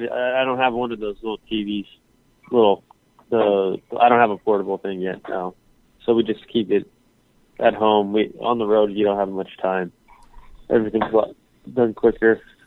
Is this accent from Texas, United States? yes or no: no; California, United States; So, growing up in the Bay Area, That's right. Yeah.